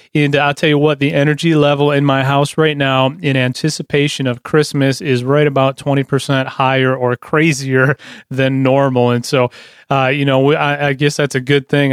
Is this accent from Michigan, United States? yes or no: yes; Lansing, Michigan, United States; I'm from Lansing